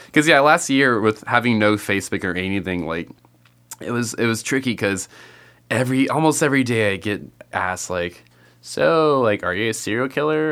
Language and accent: English; California, United States; I grew up in California